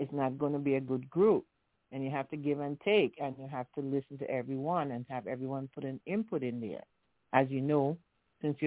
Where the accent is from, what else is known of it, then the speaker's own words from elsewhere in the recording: Antigua & Barbuda; moved away; she's also from Villa